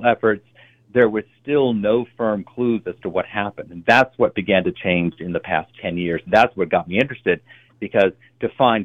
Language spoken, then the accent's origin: English; Virginia, United States; I grew up in Virginia, not far from the coast of North Carolina